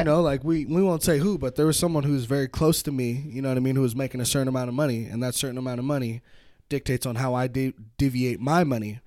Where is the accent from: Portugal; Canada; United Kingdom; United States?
United States; Petaluma, California; moved away as an adult; also born or lived in San Francisco; now in Reno, United States; I grew up in Petaluma